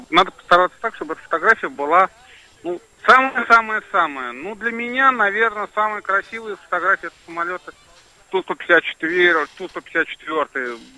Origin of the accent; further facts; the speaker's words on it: Russia; я просто сказал, что я из России, они сказали, окей, не вопрос, заходи.